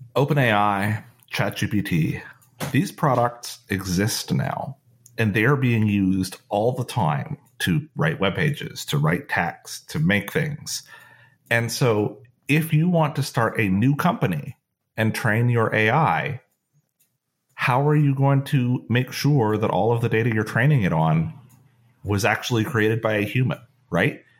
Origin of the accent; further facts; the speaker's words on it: Canada; being Canadian